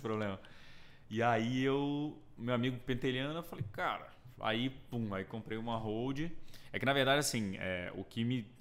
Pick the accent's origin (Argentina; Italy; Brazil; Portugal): Brazil; Brasília, Federal District; moved away as an adult; now in São Paulo, Brazil; sou de Brasília, né? Nascido e criado